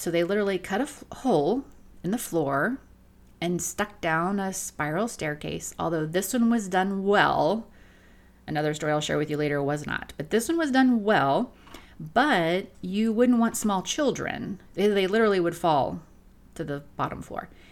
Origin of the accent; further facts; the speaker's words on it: Florida, United States; I come from Florida. I live on a, a half acre on a lake